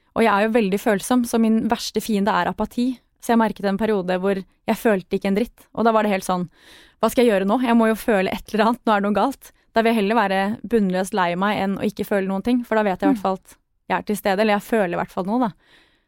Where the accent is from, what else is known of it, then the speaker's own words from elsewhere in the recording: Sørlandet, Southern Norway, Norway; Jeg vokste opp på Sørlandet og sang i kor